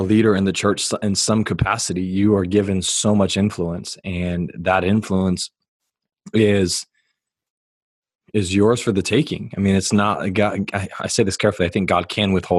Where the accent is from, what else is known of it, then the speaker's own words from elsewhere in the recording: San Diego, California, United States; I was born in San Diego